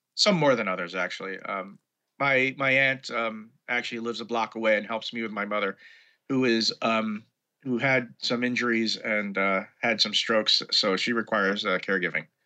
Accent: New York City, New York, United States; also born or lived in Brooklyn; I was born in Brooklyn, to be precise, but I grew up in Manhattan

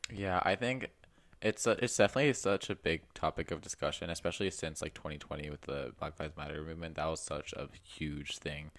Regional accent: United States; I'm very American

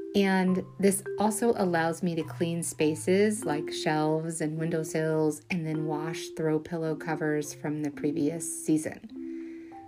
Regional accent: Kentucky, United States; moved away; I am from Kentucky

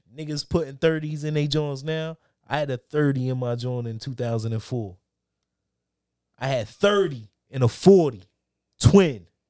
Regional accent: Reading, Pennsylvania, United States; we're from Redding

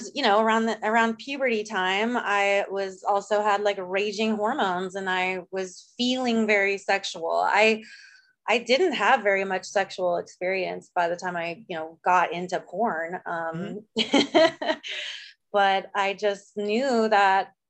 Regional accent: Southern California, United States; my family moved to Southern California. So I'm from like a very, very small, isolated desert town, in Southern California

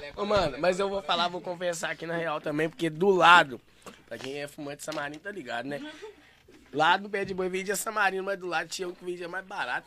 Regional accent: Santa Luzia, Minas Gerais, Brazil; Eu não sou de Belo Horizonte, tá ligado? Eu sou de Santa Luzia

